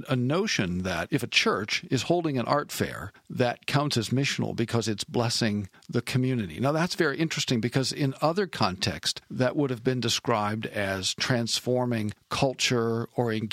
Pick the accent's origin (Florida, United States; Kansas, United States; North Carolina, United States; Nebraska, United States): Nebraska, United States; moved away; that's in my home state